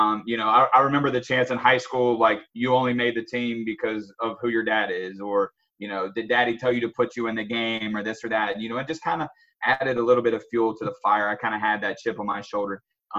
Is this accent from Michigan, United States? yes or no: no; South Carolina, United States; I'm from South Carolina, so I can say Carolina Gamecocks